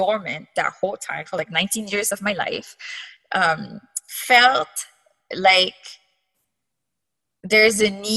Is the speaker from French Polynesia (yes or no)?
yes; Papeete, French Polynesia; English is a second language; moved away as an adult; also born or lived in Hawaii; now in United States; I was raised in Tipperary Valley, so very close to town.